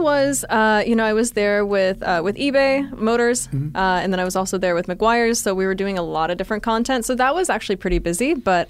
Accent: Canada; I'm Canadian.

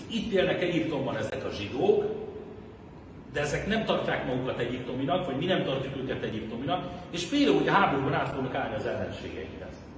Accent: Hungary; first language Hungarian; magyar zsidóként, aki Magyarországon születtem, magyar az anyanyelven, Magyarországon fizetem az adót

